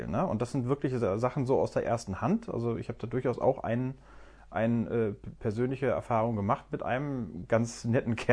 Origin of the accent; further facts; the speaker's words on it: North Rhine-Westphalia, Germany; Ich habe das über den klassischen Weg gemacht, damals in Nordrhein-Westfalen, meiner Heimat.